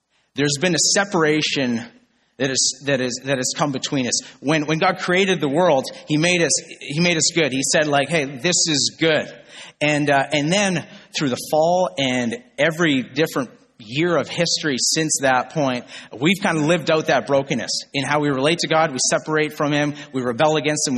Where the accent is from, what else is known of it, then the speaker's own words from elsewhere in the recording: Northern Ontario, Canada; I grew up in Northern Ontario